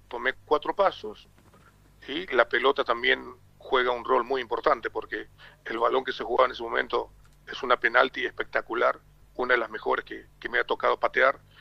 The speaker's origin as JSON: {"language": "Spanish", "country": "Paraguay", "also_born_or_lived": "France / Argentina / Uruguay", "said": "por acá en mi país, en Paraguay"}